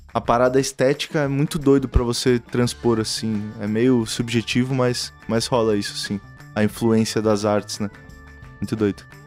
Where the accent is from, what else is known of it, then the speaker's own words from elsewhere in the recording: São Paulo, Brazil; Interlagos eu sempre fiquei muito por lá, sacou? Lá a gente se entende, todo mundo se conhece